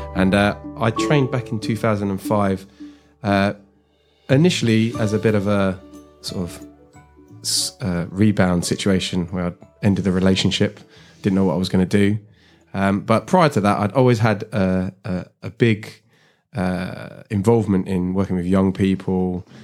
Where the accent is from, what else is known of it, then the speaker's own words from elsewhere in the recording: London, United Kingdom; I grew up in South Harrow